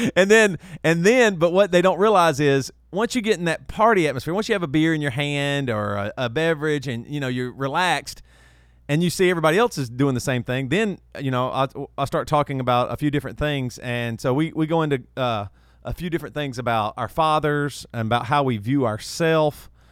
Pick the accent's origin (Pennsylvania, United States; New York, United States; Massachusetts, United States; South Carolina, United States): South Carolina, United States; moved away as an adult; also born or lived in Charlotte, North Carolina / Franklin, Tennessee / Rock Hill, South Carolina; I'm from the South, uh, South Carolina. Uh, grew up, you know, an hour and a half away from Charlotte.